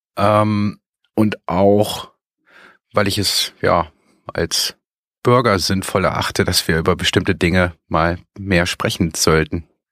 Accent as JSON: {"language": "German", "area": "Bonn suburbs", "region": "North Rhine-Westphalia", "country": "Germany", "tie": "born or raised there", "said": "ich komme aus dem Speckgürtel von Bonn"}